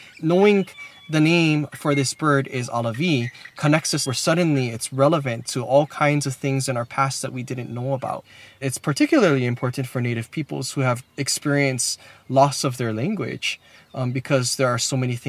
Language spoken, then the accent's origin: English; Hawaii, United States